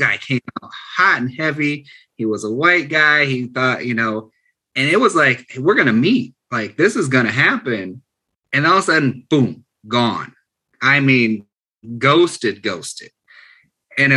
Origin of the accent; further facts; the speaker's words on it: Michigan, United States; I'm from Michigan.